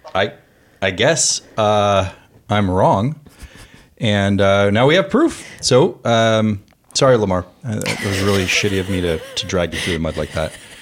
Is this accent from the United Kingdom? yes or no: no; Canada; moved away as an adult; now in United States; I am Canadian.